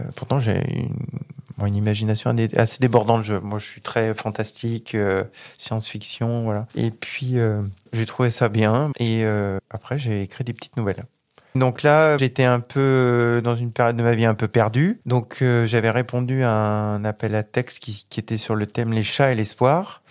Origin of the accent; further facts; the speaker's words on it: Grenoble, Auvergne-Rhône-Alpes, France; moved away as an adult; now in Vaucluse, France; Je suis pas originaire d'ici, je suis originaire de Grenoble, euh, entre Grenoble et Lyon, voilà, donc euh, isérois